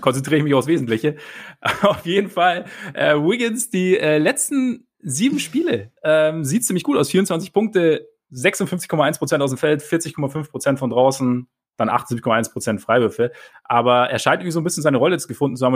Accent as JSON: {"language": "German", "region": "Southern Germany", "country": "Germany", "said": "Bei uns im Süden"}